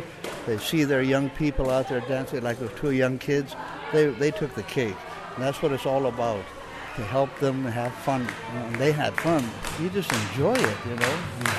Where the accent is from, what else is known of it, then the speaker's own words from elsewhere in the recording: Fort Yukon, Alaska, United States; I'm from Fort Yukon.